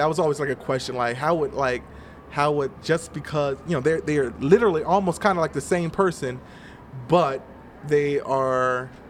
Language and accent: English; Atlanta, Georgia, United States; also born or lived in Dallas, Texas; now in California, United States; I moved to California from Atlanta. I was born in Dallas, Texas, but I moved around a lot growing up.